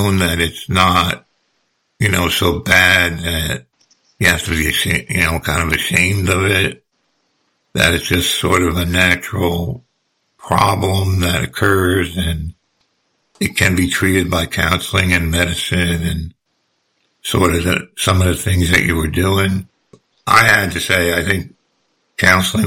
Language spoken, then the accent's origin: English; New Jersey, United States; now in South Carolina, United States; I'm here in South Carolina, and I grew up in New Jersey